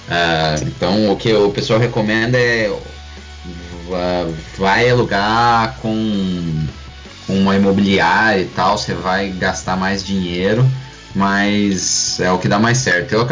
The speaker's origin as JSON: {"language": "Portuguese", "country": "Brazil", "lives_now": "Europe", "said": "E o problema é que a gente, como brasileiro, que tá acostumado com, as pessoas tentando passar o pé em você, a gente é um pouco, um pouco escaldado nisso."}